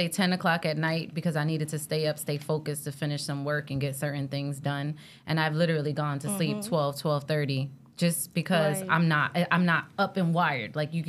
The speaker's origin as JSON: {"language": "English", "town": "Miami", "region": "Florida", "country": "United States", "moved": "yes", "lives_now": "New Jersey, United States", "said": "with my family here in New Jersey. But I will be honest, I jumped on the road a couple times, and I'm from Miami."}